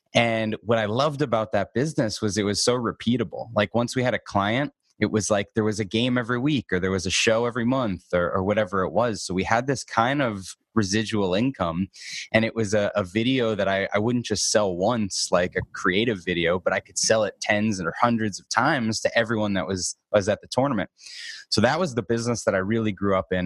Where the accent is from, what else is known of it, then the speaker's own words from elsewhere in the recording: Boston, Massachusetts, United States; now in Arizona, United States; I grew up in Boston.